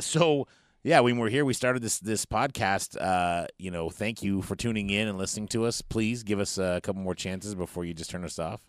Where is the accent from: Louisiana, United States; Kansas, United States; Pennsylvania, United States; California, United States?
California, United States; Northern; we're from Northern California